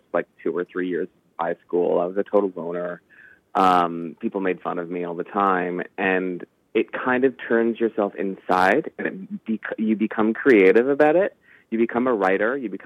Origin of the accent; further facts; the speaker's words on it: Canada; we're Canadian filmmakers